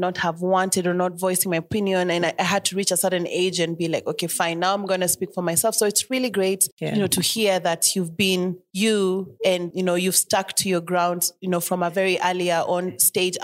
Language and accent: English; Nairobi, Kenya; I'm also from Buru